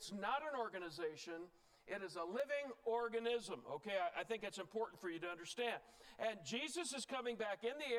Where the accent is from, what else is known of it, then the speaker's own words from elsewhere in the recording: Indiana, United States; now in Utah, United States; I'm from Indiana originally, where it's pretty flat and a lot of cornfields.